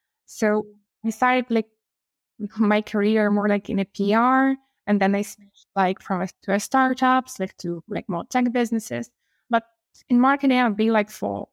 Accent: Ukraine; moved away as an adult; now in Barcelona, Spain; I'm from Ukraine. I'm Ukrainian, female.

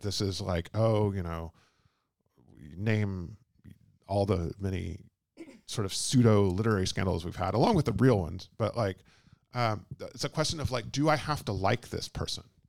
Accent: Texas, United States; moved away; also born or lived in London; I'm from Texas and I'm not from California

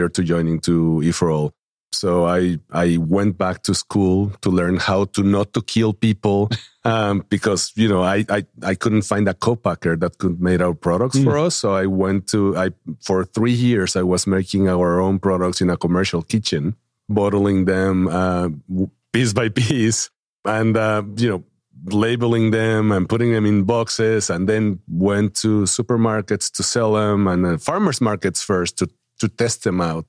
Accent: Mexico City, Mexico; English is a second language; moved away as an adult; also born or lived in Austin, Texas / Dallas, Texas; now in Northwest Arkansas, United States; I am originally from Mexico City, hence the accent. Born and raised there until my early 30s

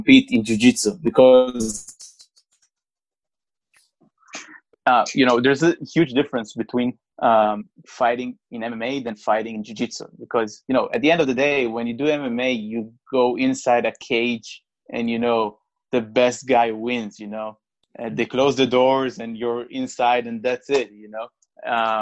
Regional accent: Israel; I was born and raised in Israel.

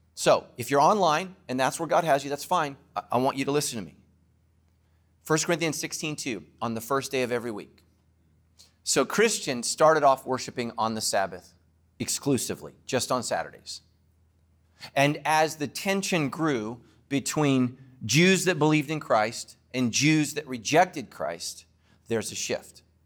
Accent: Ireland; I'm Irish

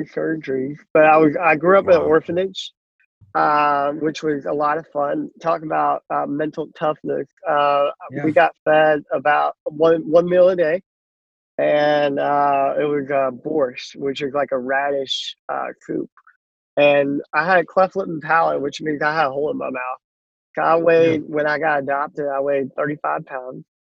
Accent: Uman, Cherkasy Oblast, Ukraine; now in United States; life started with me in a small town called Uman, Ukraine

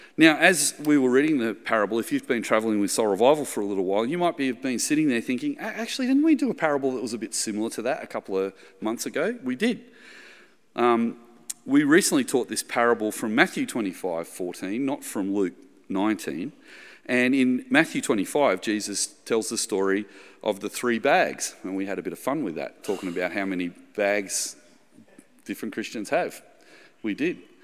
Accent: the Shire, New South Wales, Australia; I'm from the Shire, Shire boy in the eighties

